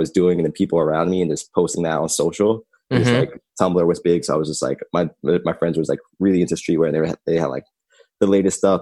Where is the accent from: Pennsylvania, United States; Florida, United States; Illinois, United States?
Pennsylvania, United States; Philadelphia; Born and raised in North Philly.